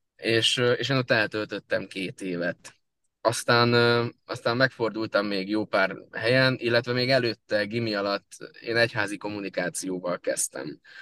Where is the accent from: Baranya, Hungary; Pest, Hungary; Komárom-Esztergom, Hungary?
Pest, Hungary; Solymár; also born or lived in Budapest; Én Budapesten születtem, Solymáron élek születésem óta